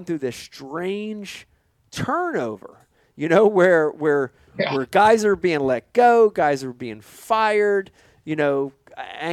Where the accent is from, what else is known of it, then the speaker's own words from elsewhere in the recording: New Jersey, United States; People ask where we're from, we say Jersey